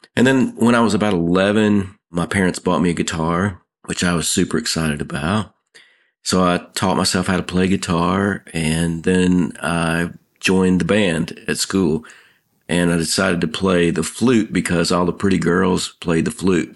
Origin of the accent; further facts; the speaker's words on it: Nashville, Tennessee, United States; Growing up in Nashville, I ran into songwriters all the time